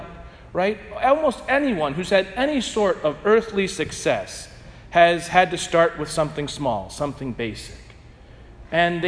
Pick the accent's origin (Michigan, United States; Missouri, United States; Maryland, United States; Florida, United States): Missouri, United States; St. Louis; I'm from St. Louis